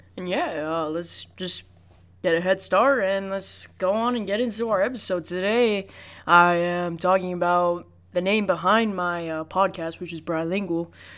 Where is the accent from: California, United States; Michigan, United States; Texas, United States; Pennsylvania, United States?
California, United States; Los Angeles; I was born in America, I was born in Los Angeles in the Good Samaritan Hospital